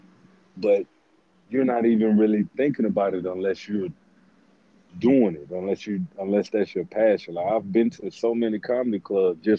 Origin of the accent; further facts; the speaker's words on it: St. Petersburg, Florida, United States; I was born and raised in St. Pete